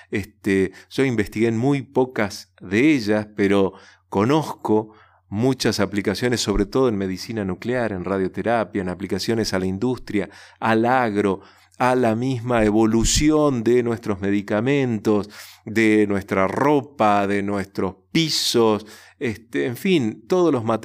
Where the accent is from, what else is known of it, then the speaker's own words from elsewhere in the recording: Resistencia, Chaco, Argentina; el Chaco, donde chicos como yo fuimos a escuchar esa charla y, y en resistencia a mi ciudad natal escuché por primera vez el Instituto Balseiro